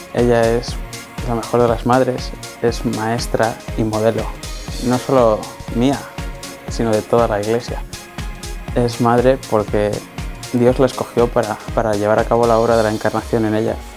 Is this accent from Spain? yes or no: yes; Madrid, Community of Madrid, Spain; tengo 23 años, soy de Madrid